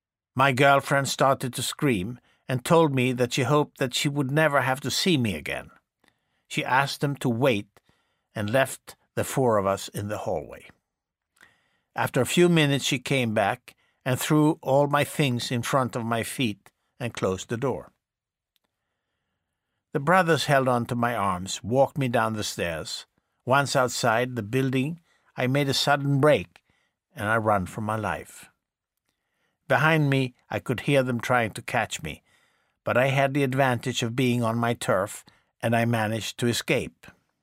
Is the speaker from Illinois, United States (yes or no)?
no; Bronx, New York, United States; born there; I was born here in the Bronx. I became a carpenter like my father.